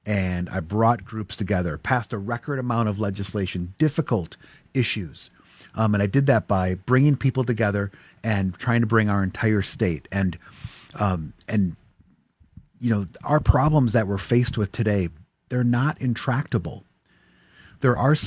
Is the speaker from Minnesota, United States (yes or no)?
yes; White Bear Lake, Minnesota, United States; I grew up in White Bear Lake